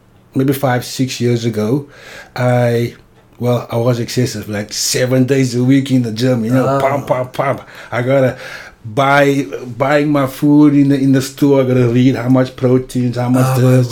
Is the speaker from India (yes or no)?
no; Cape Town, Western Cape, South Africa; I grew up in Cape Town.